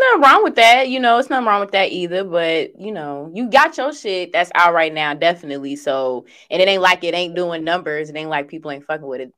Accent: suburbs outside Chicago, Illinois, United States; I am from the suburbs, so I'm right outside of Chicago

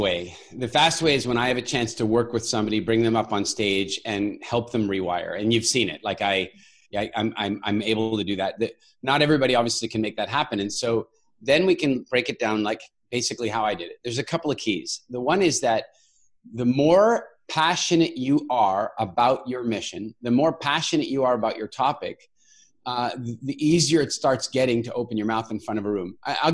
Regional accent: Canada; also born or lived in South Africa / Cork, Ireland; You know, I'm a South African born, Canadian raised, global citizen that's lived all over the world, including in, as I mentioned, in Cork, Ireland

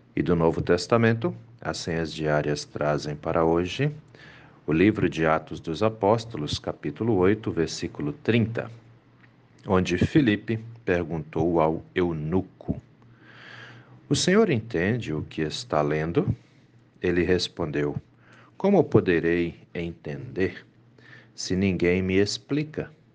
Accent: Minas Gerais, Brazil; moved away; lá em Minas Gerais, de onde eu venho

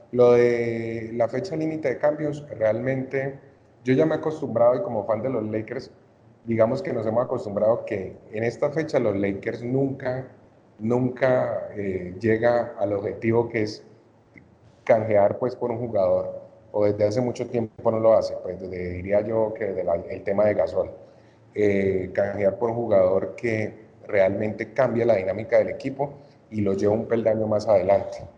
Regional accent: Cali, Valle del Cauca, Colombia; soy de Cali

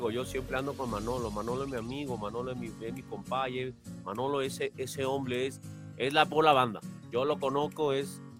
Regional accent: Cuba; Yo soy cubano, de Cuba para Cuba y para el mundo.

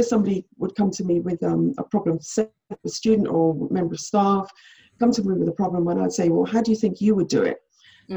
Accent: Jamaica; I was born in Jamaica

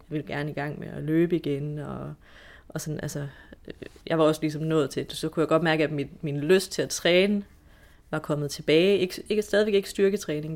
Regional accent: Esbjerg, Southern Denmark, Denmark; jeg kommer jo fra Esbjerg

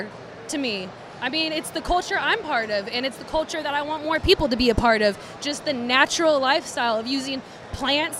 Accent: Vallejo, California, United States; I grew up in Vallejo

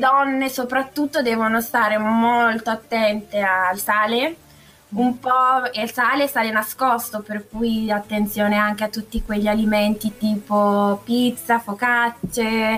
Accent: Gorgonzola, Lombardy, Italy; moved away as an adult; now in Milan, Italy; Sì, da un sì, paio d'anni vivo a Milano in realtà, però... Ah però sono nata e cresciuta a Gorgonzola.

